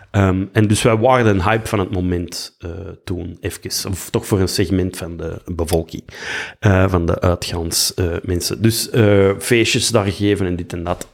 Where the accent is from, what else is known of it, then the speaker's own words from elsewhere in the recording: Belgium; moved away; also born or lived in Vlissingen, Netherlands; zo'n Belg